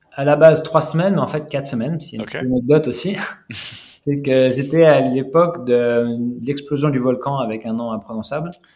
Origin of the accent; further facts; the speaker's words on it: Lyon, Auvergne-Rhône-Alpes, France; moved away as an adult; now in Canada; moi, moi, je suis lyonnais d'origine